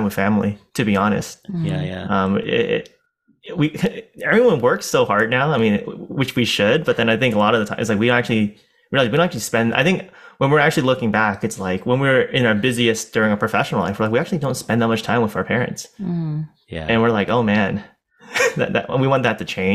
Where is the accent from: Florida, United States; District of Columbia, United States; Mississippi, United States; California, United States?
California, United States; San Francisco; we born and raised in San Francisco, and we've been here quite a while